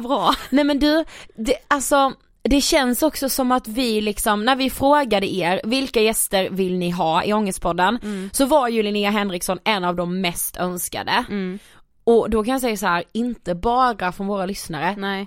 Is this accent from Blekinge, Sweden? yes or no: yes; Karlshamn, Blekinge, Sweden; vi kommer ju från Karlshamn